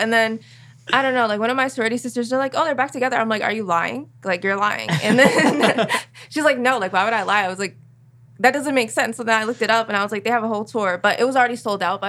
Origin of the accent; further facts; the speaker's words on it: New Jersey, United States; now in Dover, United States; Now I'm from New Jersey